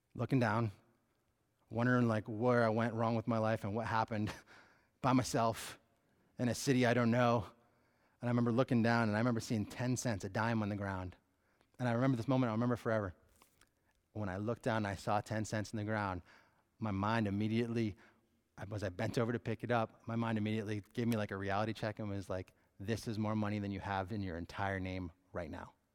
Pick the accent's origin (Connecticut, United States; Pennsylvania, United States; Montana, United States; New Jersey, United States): Connecticut, United States; moved away as an adult; also born or lived in Phoenix, Arizona; I grew up in Connecticut.